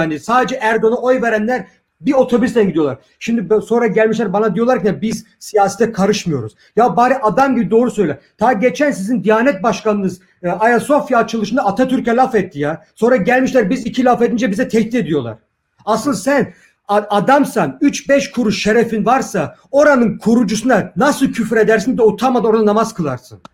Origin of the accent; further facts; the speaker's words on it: Germany; biz sokakta büyüdük. Burada küçüklüğümüzden beri dazlaklarla dövüştük.